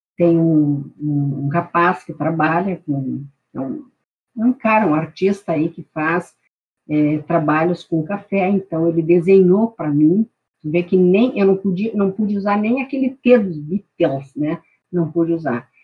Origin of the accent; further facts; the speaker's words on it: Santana do Livramento, Rio Grande do Sul, Brazil; now in Porto Alegre, Brazil; eu sou, sou de Santana do Livramento